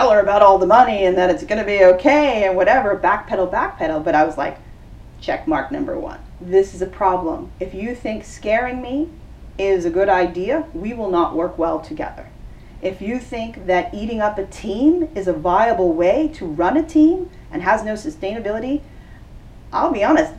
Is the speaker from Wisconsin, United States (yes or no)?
no; New York, United States; now in Los Angeles, United States; I'm from New York, very direct.